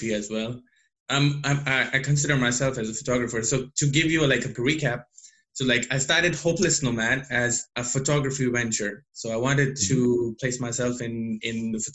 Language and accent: English; Delhi, India; now in Montpellier, France; I'm from Delhi